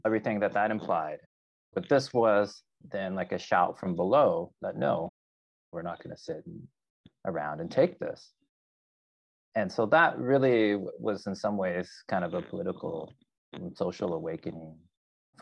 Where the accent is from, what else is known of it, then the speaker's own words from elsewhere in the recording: Arkansas, United States; moved away as an adult; also born or lived in California; grew up in a very rural area of Arkansas in the 1980s